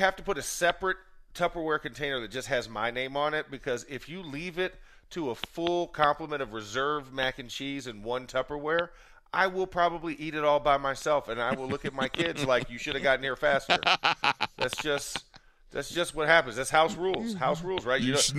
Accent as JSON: {"language": "English", "region": "the South", "country": "United States", "tie": "born or raised there"}